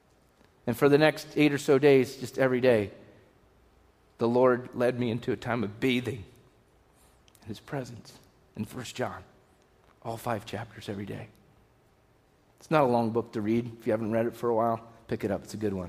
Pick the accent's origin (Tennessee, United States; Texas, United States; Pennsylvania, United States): Pennsylvania, United States; I grew up driving in Pennsylvania